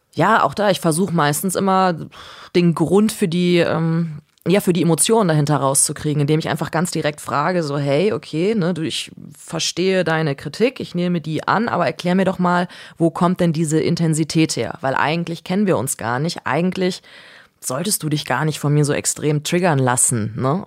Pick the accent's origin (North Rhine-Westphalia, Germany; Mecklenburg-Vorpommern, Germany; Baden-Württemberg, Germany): North Rhine-Westphalia, Germany; Cologne; ich komme äh, komm aus Köln, so und damals war das einfach so Familienbild